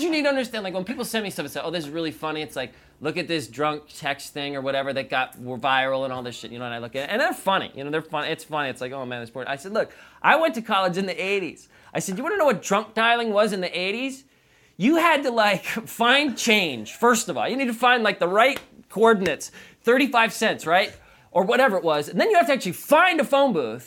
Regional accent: New York, United States; now in Southern California, United States; I'm from New York

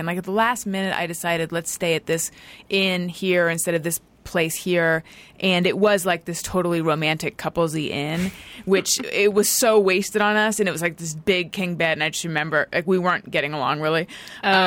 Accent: Orange County, California, United States; growing up in Orange County

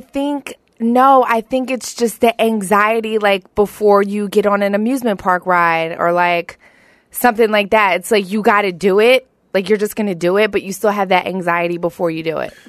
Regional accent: Philadelphia, Pennsylvania, United States; also born or lived in Colorado Springs, Colorado; I grew up in South Philly. I'm a hometown Philly girl

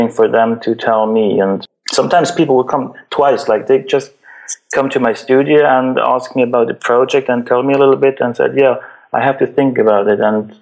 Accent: Switzerland; I'm from Switzerland. Like, it's the richest country in the world. Like, we don't have any real problems here in Switzerland

